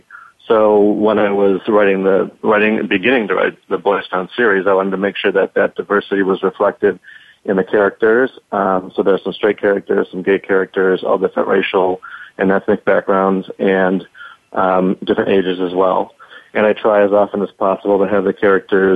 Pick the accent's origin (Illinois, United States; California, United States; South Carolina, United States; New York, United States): Illinois, United States; Chicago; I'm from Chicago